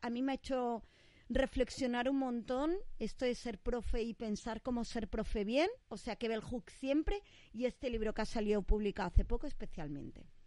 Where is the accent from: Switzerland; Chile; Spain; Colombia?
Spain; Catalonia; somos catalanas.